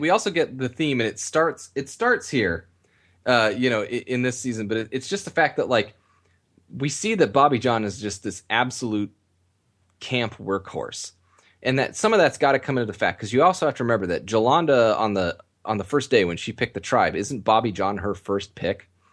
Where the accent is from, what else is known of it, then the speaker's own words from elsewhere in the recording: Southern California, United States; I grew up in Southern California